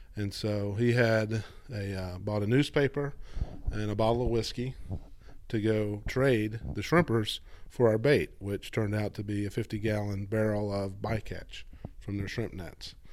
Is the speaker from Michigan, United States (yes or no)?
no; Atlanta, Georgia, United States; moved away as an adult; also born or lived in Florida; I grew up outside Atlanta, Georgia